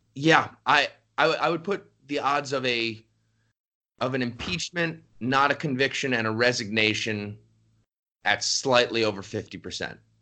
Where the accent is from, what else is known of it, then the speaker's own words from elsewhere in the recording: just outside New York City, United States; I grew up just outside New York City